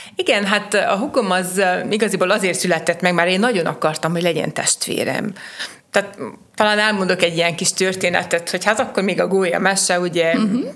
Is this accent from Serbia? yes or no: no; Sfântu Gheorghe, Covasna County, Romania; én a városomat szerettem, itt születtem, itt akarok élni, dolgozni, itt akarok valamit magam után hagyni